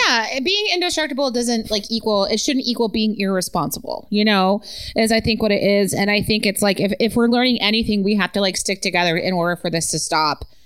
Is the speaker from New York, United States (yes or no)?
no; Utah, United States; I was born in Utah